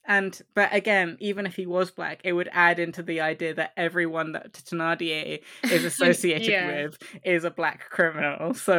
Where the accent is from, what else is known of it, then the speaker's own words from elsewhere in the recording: Croydon, London, United Kingdom; I was brought up in Croydon, and like none of them had good role models or the ability to go to a good school